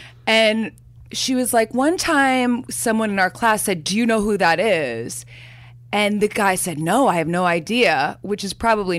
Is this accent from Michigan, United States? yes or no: no; Chicago, Illinois, United States; now in Hoboken, United States; I grew up in Chicago where Laurie Metcalf was like a goddess